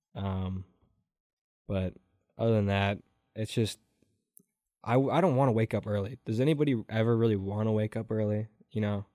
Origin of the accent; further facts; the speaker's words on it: Door County, Wisconsin, United States; also born or lived in Stoughton, Wisconsin; I am from Door County, Wisconsin.